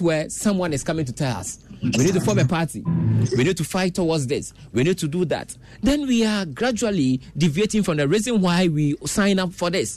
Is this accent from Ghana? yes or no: yes; Ghana; As a Ghanaian